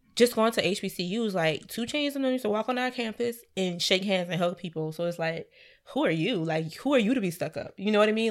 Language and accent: English; Savannah, Georgia, United States; Savannah, my hometown